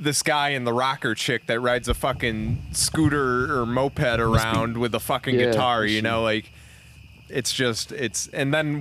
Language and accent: English; Massachusetts, United States; we're from Mass